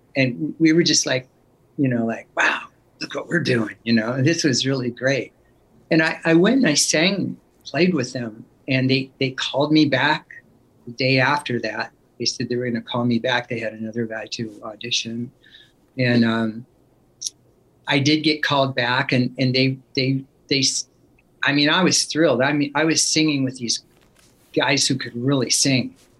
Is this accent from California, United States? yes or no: yes; Sacramento, California, United States; moved away as an adult; also born or lived in Oakland, California; now in Los Angeles, United States; I call Sacramento my hometown